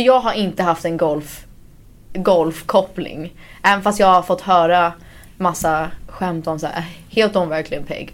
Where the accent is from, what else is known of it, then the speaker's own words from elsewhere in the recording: United States; moved away as an adult; now in Sweden; Jag är född i Sverige och sen flyttade vi till USA när jag var under ett år tror jag. Mm. Så att jag har ju gått i skolan i USA